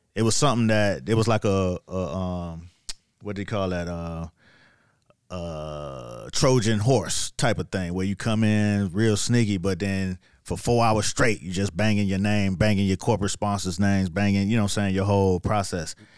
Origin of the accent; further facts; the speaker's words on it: Miami, Florida, United States; moved away as an adult; also born or lived in New York; I'm from Miami now. Yeah, I'm, I'm only been in New York about two years now